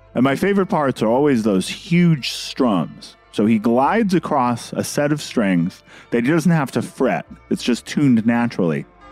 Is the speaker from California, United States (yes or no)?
yes; Berkeley, California, United States; I'm from Berkeley, California